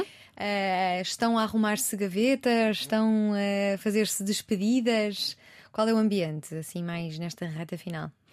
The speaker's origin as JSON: {"language": "Portuguese", "country": "Portugal", "said": "Sou portuguesa"}